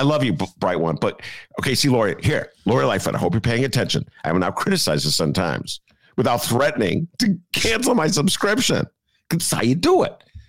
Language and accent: English; Chicago, Illinois, United States; I'm a Chicagoan.